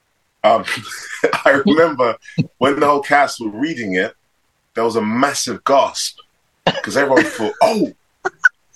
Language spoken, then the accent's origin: English; London, United Kingdom; I grew up in London, Hackney.